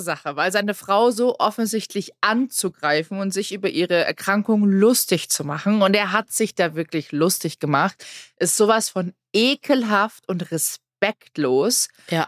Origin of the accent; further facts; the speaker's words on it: Germany; hier bei uns in Deutschland